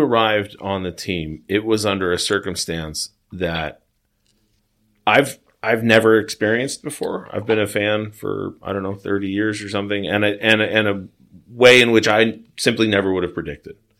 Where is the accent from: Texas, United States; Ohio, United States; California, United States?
California, United States; Long Beach; I'm from Long Beach, California.